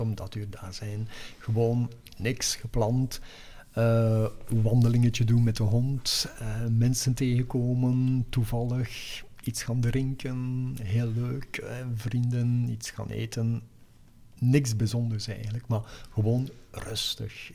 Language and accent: Dutch; Denderhoutem, Flanders, Belgium; moved away; also born or lived in Ghent; Denderhouten tussen Aals en Nienhoven.